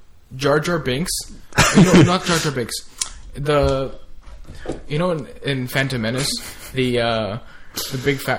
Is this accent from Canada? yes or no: yes; Canada; And we're Canadian.